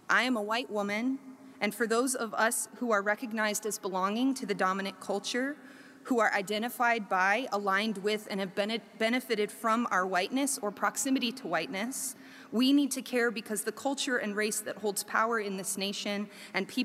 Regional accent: South Korea; Oh, I grew up in Korea. Oh, so you speak Korean, right? no, I don't speak Korean. I grew up in international school.

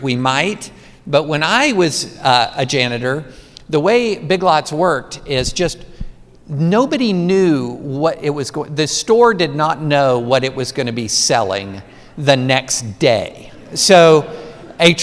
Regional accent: Georgetown, Kentucky, United States; I grew up in Central Kentucky, class of 87, Scott County High. I was at Scott County in Georgetown before Toyota

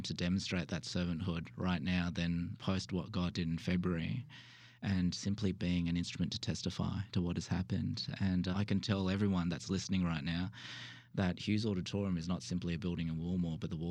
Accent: Sydney, New South Wales, Australia; moved away as an adult; also born or lived in Melbourne, Australia; now in Wilmore, United States; I actually hail from the true south, which is Australia, and was born and bred in Sydney

